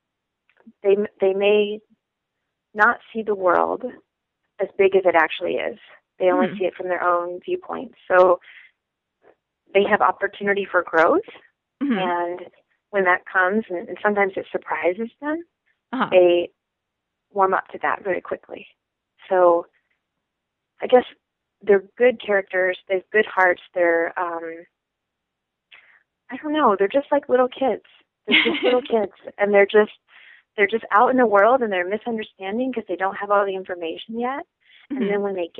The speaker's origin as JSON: {"language": "English", "region": "Virginia", "country": "United States", "tie": "born or raised there", "said": "I grew up in Virginia"}